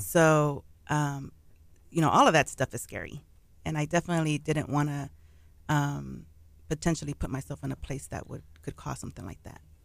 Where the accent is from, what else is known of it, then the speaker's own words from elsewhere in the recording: Pasadena, Texas, United States; I'm from Pasadena, Texas, originally born and raised there, lived all there all my life